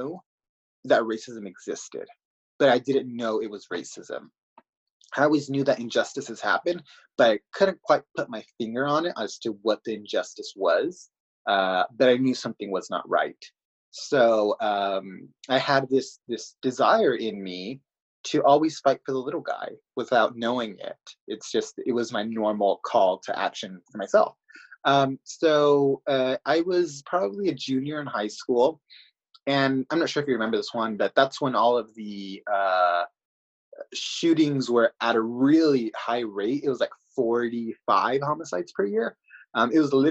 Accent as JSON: {"language": "English", "town": "Greenfield", "region": "California", "country": "United States", "lives_now": "Salinas, United States", "said": "my story begins actually in a city of Greenfield. That is where my family is from."}